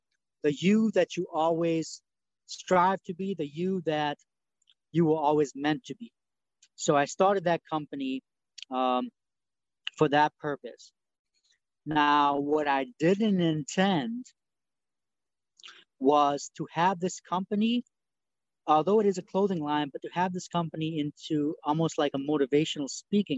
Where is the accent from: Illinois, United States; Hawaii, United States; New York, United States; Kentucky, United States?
New York, United States; English is a second language; now in Tennessee, United States; I'm from New York. I currently live in Tennessee